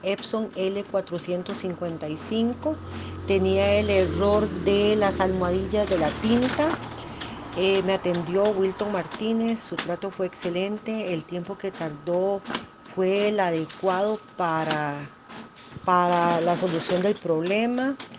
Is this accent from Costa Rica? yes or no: yes; Costa Rica; soy de Costa Rica